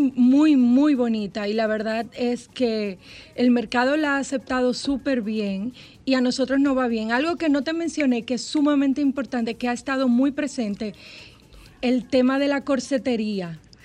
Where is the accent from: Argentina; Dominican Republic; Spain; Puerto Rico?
Dominican Republic; como uno lo dice aquí, ah, como, dominicano